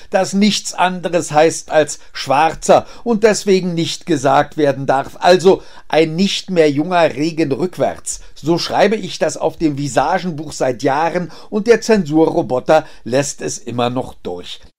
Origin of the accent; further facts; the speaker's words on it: Berlin, Germany; born there; Ich bin in Berlin geboren.